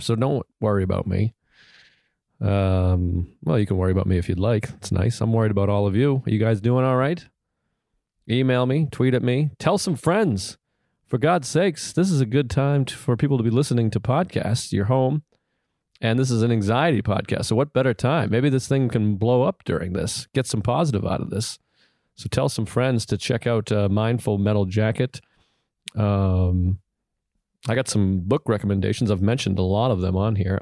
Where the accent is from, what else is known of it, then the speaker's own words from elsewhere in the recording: New York, United States; I'm a New Yorker.